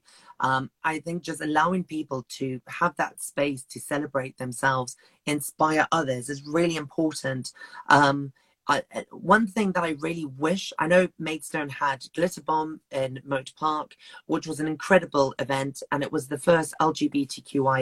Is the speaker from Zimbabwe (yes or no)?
yes; Zimbabwe; now in Kent, United Kingdom; I come from Zimbabwe in Africa originally, and living in Africa where it's illegal to be gay